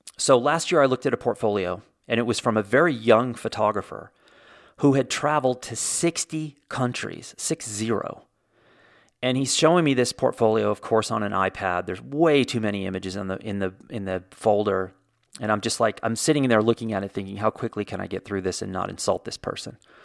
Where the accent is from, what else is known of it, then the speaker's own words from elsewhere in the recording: Indiana, United States; I was born in Indiana, so technically I am a Hoosier.